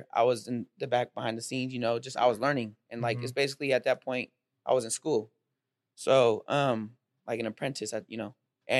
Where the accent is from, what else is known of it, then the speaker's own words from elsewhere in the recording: Stockton, California, United States; I grew up in Western Ranch. I ended up going to St. Mary's for high school. So, like, I disconnected from Western Ranch at some point in my life.